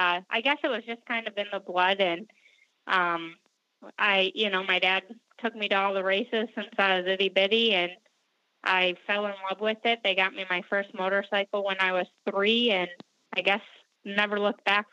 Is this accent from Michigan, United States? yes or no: yes; Clio, Michigan, United States; also born or lived in Flint, Michigan; I was born in Flint, Michigan, and raised in Clio, Michigan, which is just about 20 minutes north of Flint.